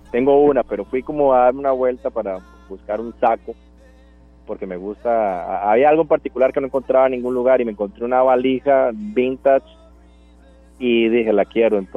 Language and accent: Spanish; Punta Arenas, Magallanes, Chile; quizás es porque yo soy de Punta Arenas y, lo vivo, entonces me gustaría hablar de eso.